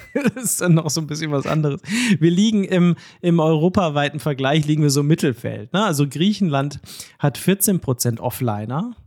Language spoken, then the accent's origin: German; Wildeshausen Geest near Oldenburg, Lower Saxony, Germany; ich komme aus dem Norden der Republik, ne? Okay. Mhm. Äh, es ist ja hier Wildeshauser Geest und so, hier ist Oldenburg, Bremen ganz in der Nähe